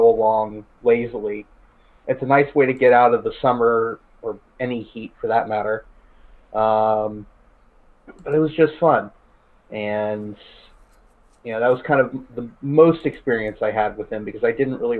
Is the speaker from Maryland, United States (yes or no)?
no; Orlando, Florida, United States; growing up in Orlando, I went to Disney a not insignificant number of times